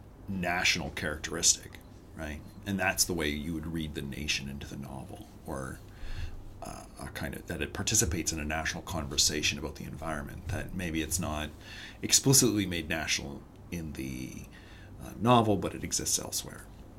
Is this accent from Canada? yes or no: yes; Canada; we won the lottery by being born in Canada.